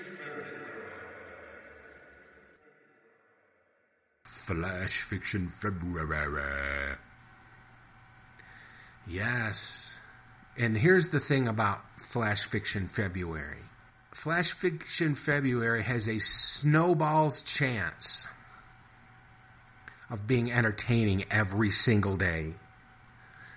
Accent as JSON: {"language": "English", "town": "Detroit", "region": "Michigan", "country": "United States", "tie": "born or raised there", "also_born_or_lived": "Chicago, Illinois / central Wisconsin / Maine / Wisconsin by Lake Superior", "moved": "yes", "said": "I grew up around Detroit, and I lived in Chicago for 20 years"}